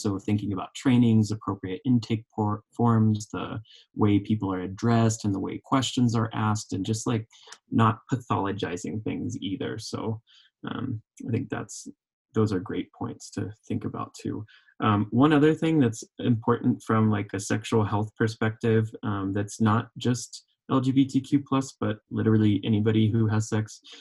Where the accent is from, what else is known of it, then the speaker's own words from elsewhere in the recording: Oklahoma, United States; accent: southern; moved away as an adult; also born or lived in Vermont / California; now in Colorado, United States; growing up in Oklahoma